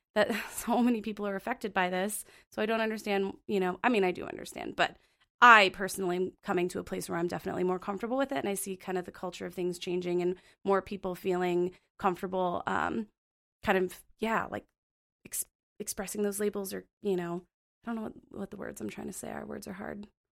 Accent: Phoenix, Arizona, United States; moved away as an adult; also born or lived in Montana; now in Bozeman, United States; I'm originally from Phoenix, Arizona, and it's very hot there, and I was born and raised there

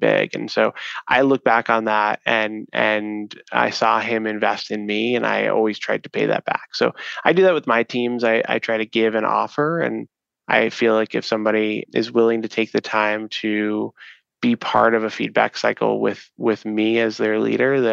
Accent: New York City, New York, United States; moved away as an adult; now in Chicago, United States; growing up in New York City

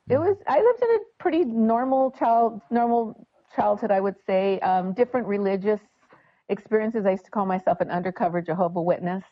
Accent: Montebello, California, United States; now in Temecula, United States; I'm originally from Montebello, California

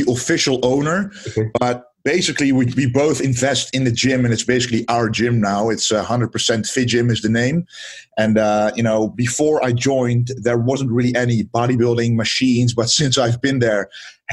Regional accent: southern Netherlands, Netherlands; I am from the Netherlands, from the southern part of the Netherlands, actually. I've been there all my life now, 26

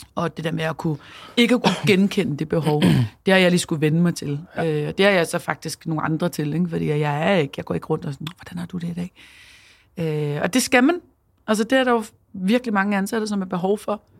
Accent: Copenhagen, Capital Region of Denmark, Denmark; så er jeg mor og københavner og iværksætter

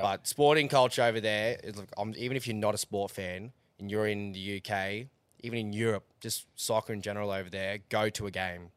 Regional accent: Australia

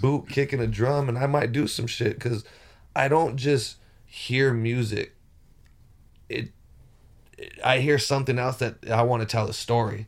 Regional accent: Rialto, California, United States; moved away as an adult; also born or lived in Palm Springs, California; I was born and bred in Rialto, California, but moved to Palm Springs

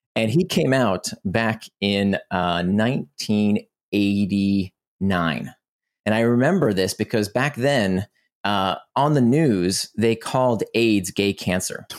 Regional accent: Orlando, Florida, United States; also born or lived in Israel; I grew up in Orlando, Florida

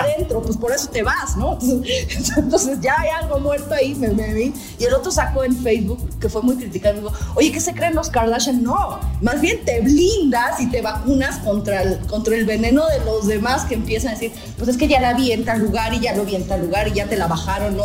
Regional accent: Puebla, Mexico; also born or lived in Playa del Carmen / Tulum

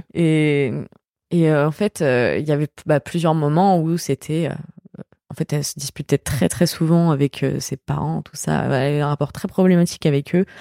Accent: France; quand on est français

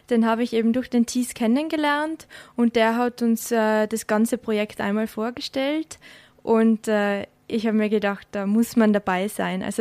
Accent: Tyrol, Austria; In Tirol. Mhm. Genau, also habe eigentlich ähm, bin in die Schule gegangen in Tirol, äh, aber die ganzen Sommerferien habe ich in Frankreich bei meiner Oma und mit meiner Familie gemeinsam verbracht.

